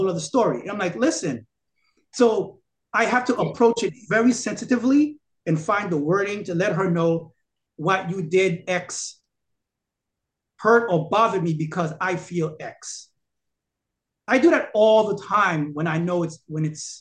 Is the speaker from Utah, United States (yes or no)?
no; New York City, New York, United States; I'm from Brooklyn. You know how I behave. You know how I talk